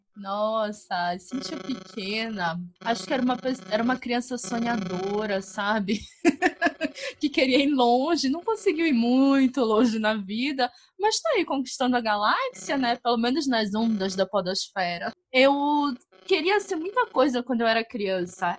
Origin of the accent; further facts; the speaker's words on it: North Region, Brazil; accent: northern (norte); o sotaque daqui é muito puxado pro de Portugal